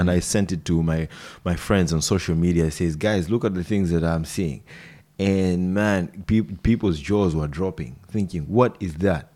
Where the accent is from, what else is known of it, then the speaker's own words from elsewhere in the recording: Nairobi, Kenya; first language Swahili; English is a second language; moved away as an adult; now in New Zealand; I've grown up in the capital city, Nairobi.